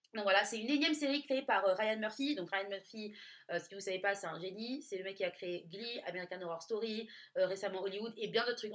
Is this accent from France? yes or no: yes; Nice, Provence-Alpes-Côte d'Azur, France; je viens de Nice